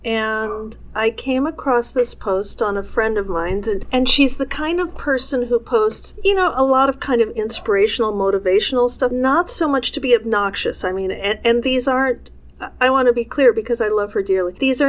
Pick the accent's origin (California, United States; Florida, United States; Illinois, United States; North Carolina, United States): Illinois, United States; Chicago; born there; I grew up, I was born in Chicago, and my father was at the time a college professor.